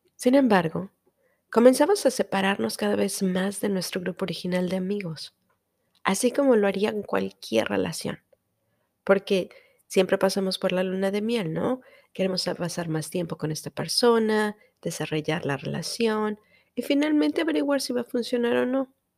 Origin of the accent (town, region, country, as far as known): Mexico; first language Spanish; now in United States